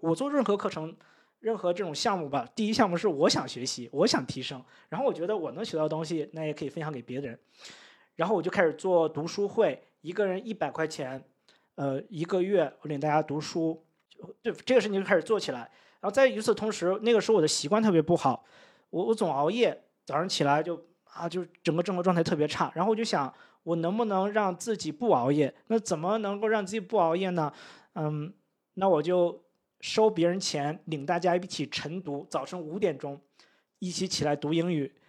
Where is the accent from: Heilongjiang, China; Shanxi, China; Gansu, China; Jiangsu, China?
Heilongjiang, China; Daqing; moved away as an adult; also born or lived in Beijing; now in Chiang Mai, Thailand; 我们老家是在，呃，黑龙江省 呃，大庆